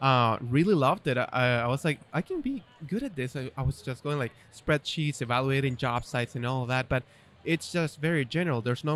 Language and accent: English; Chile; English is a second language; So born and raised in Chile, right? Going to a German school. So I'm learning English, German, and Spanish, obviously, right? Three languages.